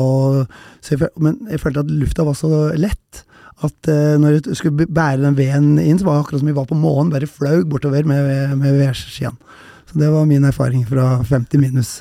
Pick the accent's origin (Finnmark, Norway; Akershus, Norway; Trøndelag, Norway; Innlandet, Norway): Trøndelag, Norway; Røros; Jeg kommer fra Røros